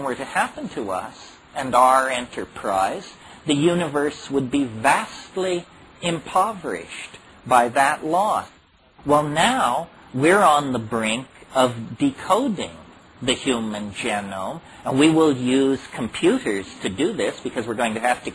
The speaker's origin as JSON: {"language": "English", "town": "Berkeley", "region": "California", "country": "United States", "tie": "born or raised there", "said": "I grew up in Berkeley in the 1960s"}